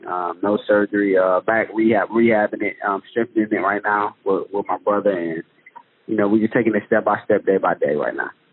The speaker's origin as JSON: {"language": "English", "town": "Detroit", "region": "Michigan", "country": "United States", "said": "I'm from Detroit."}